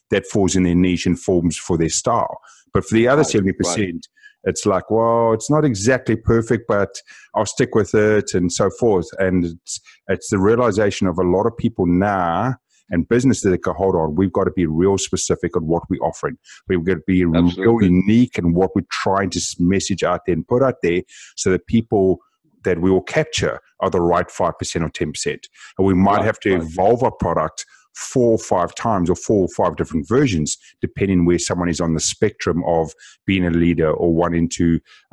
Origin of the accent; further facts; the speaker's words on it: South Africa; being South African